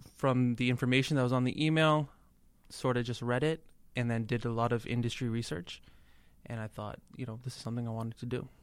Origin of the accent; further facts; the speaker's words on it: Toronto, Ontario, Canada; moved away as an adult; also born or lived in India; now in Boston, United States; I'm from Toronto